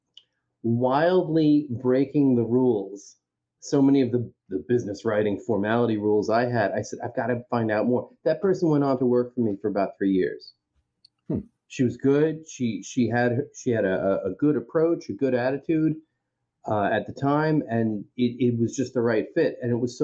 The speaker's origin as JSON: {"language": "English", "area": "Long Island", "region": "New York", "country": "United States", "tie": "born or raised there", "said": "growing up in Long Island, or failing to grow up in Long Island"}